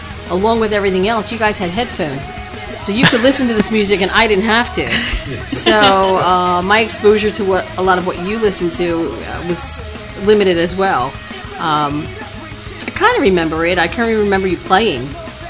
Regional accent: Philadelphia, Pennsylvania, United States; I grew up in South Philadelphia

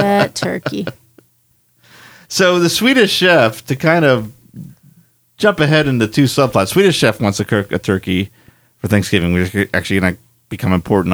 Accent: Pennsylvania, United States; the first house I grew up in Pennsylvania

